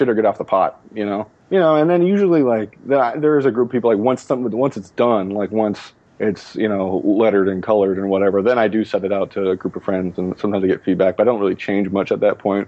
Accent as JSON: {"language": "English", "town": "Los Angeles", "region": "California", "country": "United States", "tie": "born or raised there", "said": "I grew up in Los Angeles"}